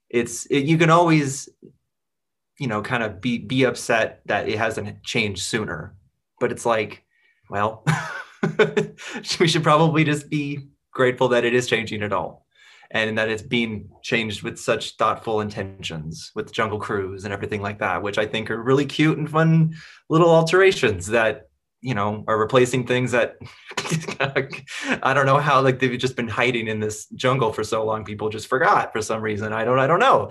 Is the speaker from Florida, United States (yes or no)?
no; Seattle, Washington, United States; I'm from Seattle